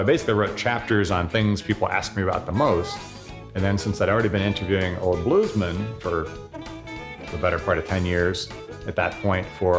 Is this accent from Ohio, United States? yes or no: yes; Southern Ohio, United States; moved away; I'm not a Mississippian. I'm not even from the South, maybe Southern Ohio